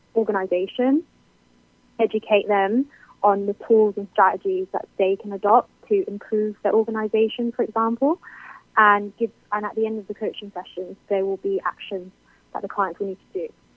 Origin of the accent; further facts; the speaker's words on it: United Kingdom; I'm clearly British.